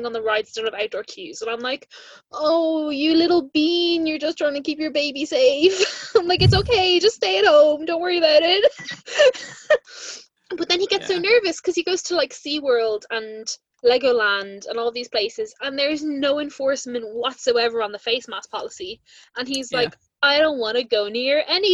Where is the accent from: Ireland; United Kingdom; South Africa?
Ireland; being an Irish Disney podcast